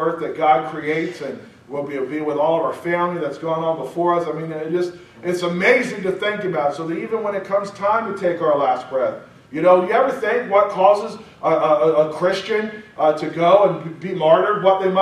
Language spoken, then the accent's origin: English; United States; I'm spoiled American.